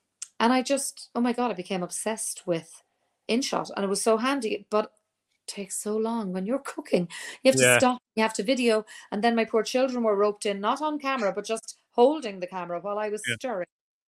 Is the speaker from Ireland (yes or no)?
yes; Leinster, Ireland; accent: neutral; But I'm from Kildare, which is quite close to Dublin, and I have, I suppose, a neutral accent. My parents were from the south, from Cork and Clare, and so my accent is very non specific.